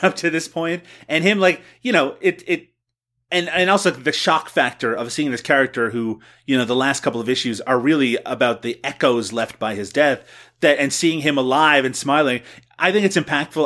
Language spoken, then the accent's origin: English; Canada; me as a Canadian